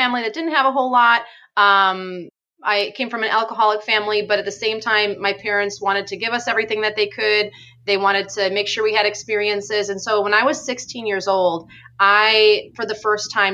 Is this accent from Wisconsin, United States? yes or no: yes; southeastern Wisconsin, United States; I live in southeastern Wisconsin, born and raised.